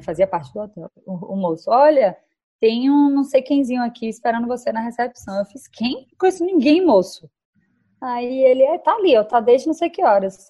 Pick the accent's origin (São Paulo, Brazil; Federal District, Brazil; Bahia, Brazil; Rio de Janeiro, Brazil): Bahia, Brazil; eu vim da Bahia